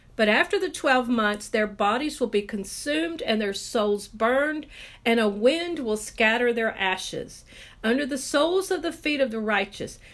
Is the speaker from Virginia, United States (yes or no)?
no; Texas, United States